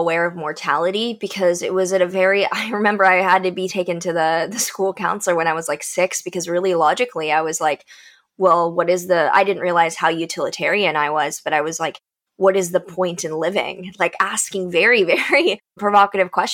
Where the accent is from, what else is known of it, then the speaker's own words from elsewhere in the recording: Texas, United States; growing up in Texas